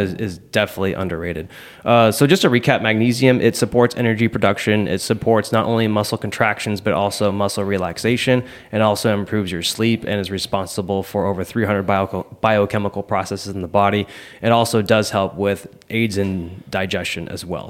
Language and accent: English; Seattle, Washington, United States; now in Southern California, United States; I grew up in Seattle